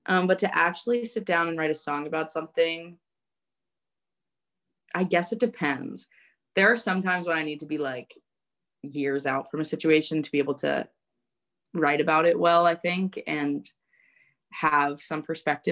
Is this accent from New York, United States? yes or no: yes; New York, United States; now in Nashville, United States; growing up in New York